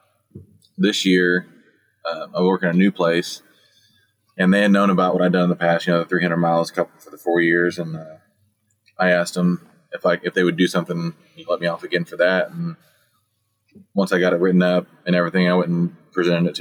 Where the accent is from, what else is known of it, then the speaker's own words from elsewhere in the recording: Columbus, Indiana, United States; I'm from Columbus, Indiana. It's a little town just south of Indianapolis. It's right in the middle of Indianapolis and Louisville